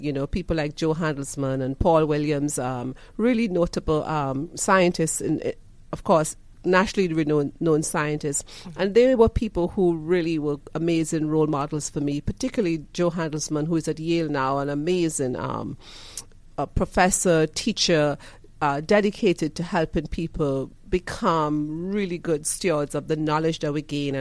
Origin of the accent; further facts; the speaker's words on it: Trinidad & Tobago; also born or lived in Michigan / Indiana; now in Georgia, United States; I'm from Trinidad and Tobago. I grew up, you know, in very humble environments in Trinidad and Tobago as the last of 5 kids